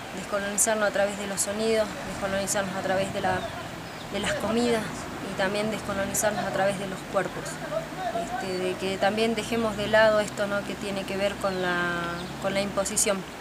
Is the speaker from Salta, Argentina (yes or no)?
yes; San Antonio de los Cobres, Salta, Argentina; soy de San Antonio de los Pobres, nací acá.